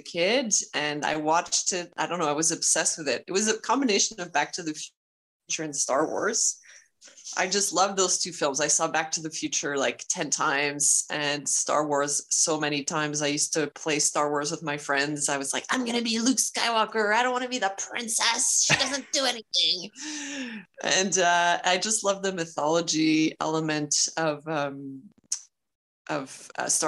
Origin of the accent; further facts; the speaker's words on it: Montreal, Quebec, Canada; also born or lived in Boston; I'm originally from Montreal